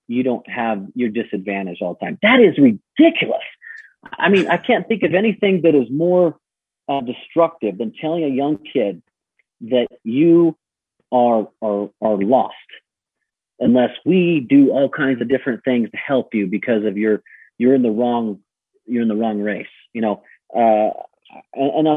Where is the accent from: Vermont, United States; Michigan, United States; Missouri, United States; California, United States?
California, United States; I grew up in California.